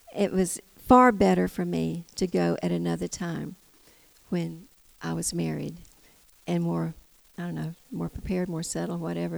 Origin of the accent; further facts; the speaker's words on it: United States; also born or lived in Tennessee; I'm from Georgia, Tennessee